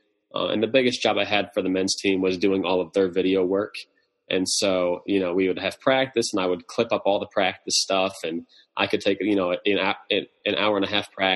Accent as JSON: {"language": "English", "town": "Harrisburg", "region": "Pennsylvania", "country": "United States", "tie": "born or raised there", "said": "I grew up in Pennsylvania, lived my entire life in Harrisburg, PA"}